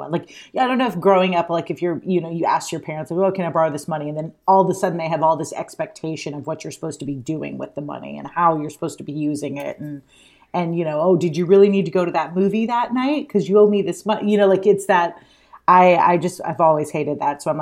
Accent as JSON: {"language": "English", "region": "Alabama", "country": "United States", "moved": "yes", "lives_now": "New York, United States", "said": "I moved to New York from Alabama and I had like literally $200 in my pocket."}